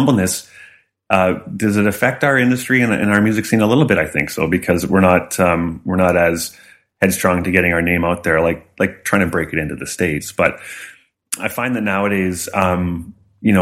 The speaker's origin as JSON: {"language": "English", "town": "Strasbourg", "region": "Saskatchewan", "country": "Canada", "said": "My musical background, I grew up around polka music. My grandparents loved polka. The … were gods in Strasbourg. And when they came to town, that was a big thing"}